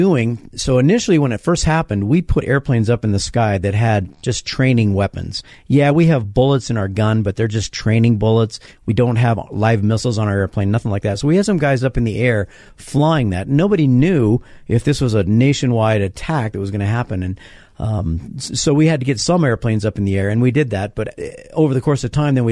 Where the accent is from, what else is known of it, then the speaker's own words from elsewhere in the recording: Denver, Colorado, United States; my hometown of Denver and my home state